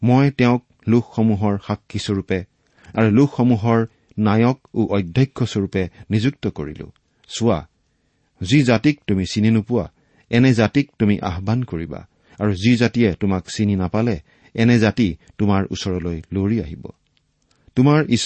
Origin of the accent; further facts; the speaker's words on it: Assam, India; first language Assamese